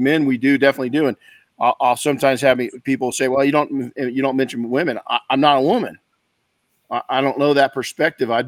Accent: Colton, California, United States; I grew up in Colton.

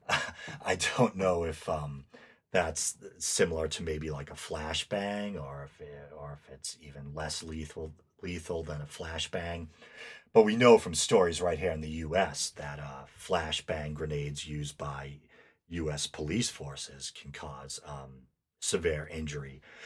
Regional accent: United States; I'm American

